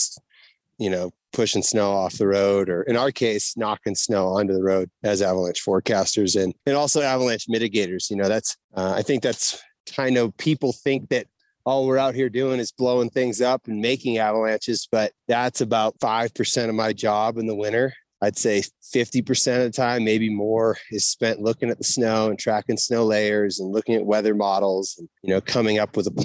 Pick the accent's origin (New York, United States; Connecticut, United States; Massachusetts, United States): Massachusetts, United States; Saugus; moved away as an adult; now in Jackson, United States; I grew up in Saugus, Massachusetts, which is like 20 minutes north of Boston.